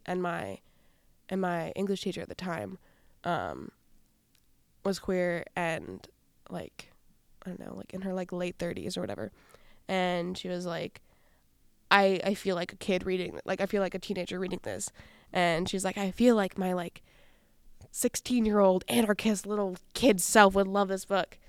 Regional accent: Wisconsin, United States; also born or lived in Rondo, Saint Paul, Minnesota; now in Saint Paul, United States; I grew up in Wisconsin

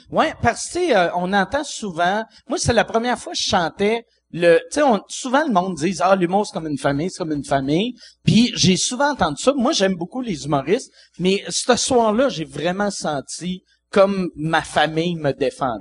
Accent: Quebec City, Quebec, Canada; je viens de Québec

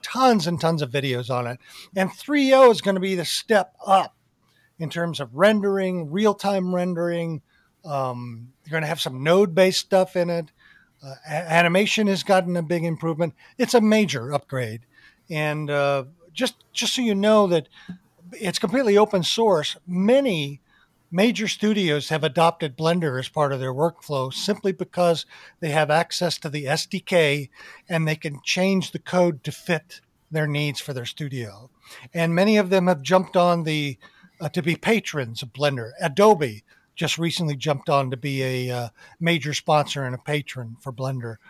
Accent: Arizona, United States; growing up in Arizona

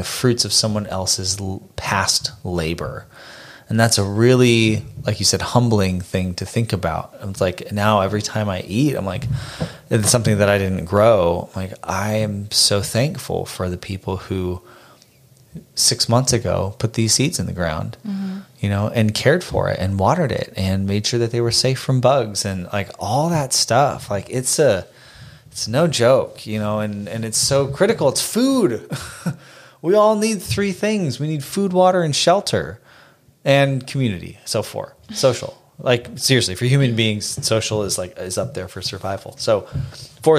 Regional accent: Phoenix, Arizona, United States; moved away; I grew up in Phoenix. We both grew up in Phoenix.

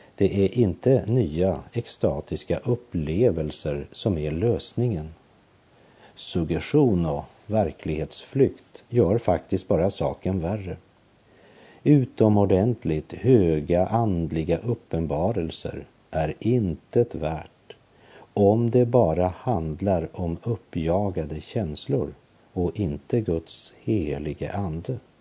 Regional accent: Sweden; Jag är ju svensk medborgare

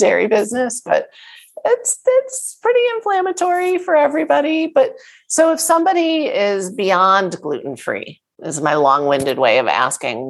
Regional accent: New Jersey, United States; I grew up in New Jersey. I'm a Jersey girl.

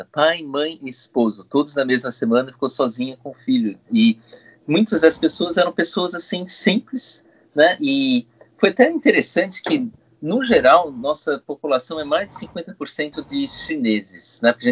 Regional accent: Brazil; voltar para poder ajudar a minha terra no momento que precisava muito, retribuir um pouco porque eu vejo, me sinto um privilegiado que o Brasil me deu muito, né, minha educação inteira de graça

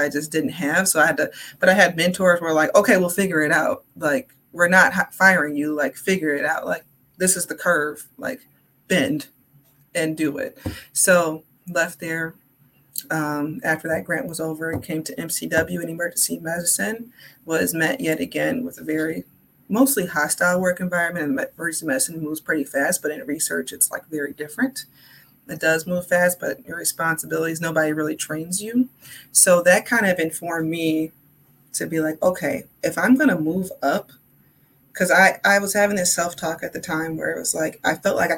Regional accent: Milwaukee, Wisconsin, United States; I am a native of Milwaukee. I grew up in Hellyer Park

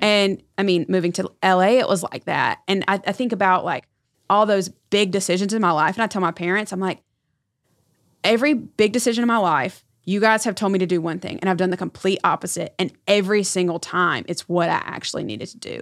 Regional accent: Erwin, North Carolina, United States; I was born and raised in North Carolina. I grew up in a very small town called Irwin

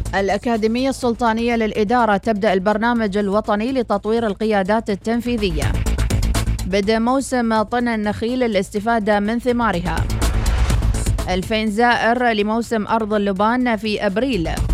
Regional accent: Oman

